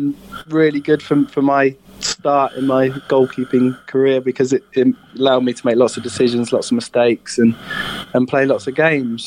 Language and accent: English; East Coker, South West England, United Kingdom; I grew up in East Coker.